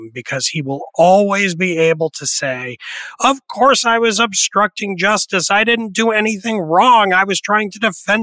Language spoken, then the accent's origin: English; the New York area, United States; when I was a teenager growing up in the New York area